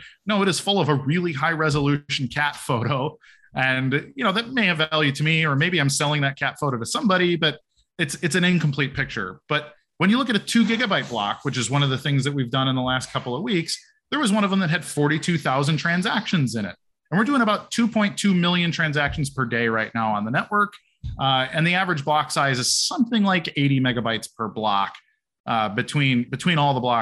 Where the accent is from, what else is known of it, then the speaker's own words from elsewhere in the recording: Chicago, Illinois, United States; I'm from Chicago.